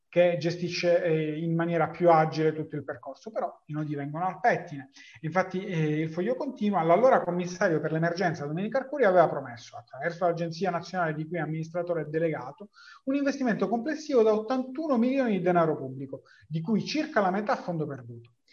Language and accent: Italian; Palermo, Sicily, Italy; per me che sono palermitano